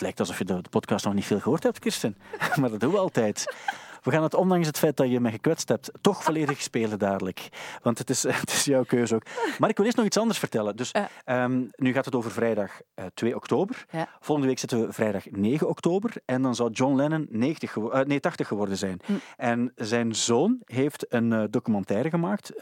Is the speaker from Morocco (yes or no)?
no; Sint-Niklaas, Flanders, Belgium; moved away as an adult; ik kwam ook uit Sint-Niklaas, daar was alles dicht om één uur